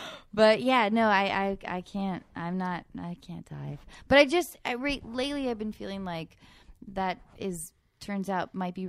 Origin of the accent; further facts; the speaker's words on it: Edmonds, Washington, United States; Keenan I'm from Edmonds, Washington, Keenan.